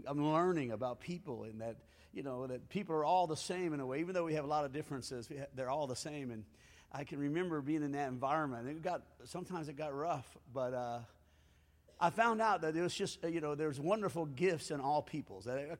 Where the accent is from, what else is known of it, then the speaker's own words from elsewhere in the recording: Springfield, United States; I came from Springfield, which is all white band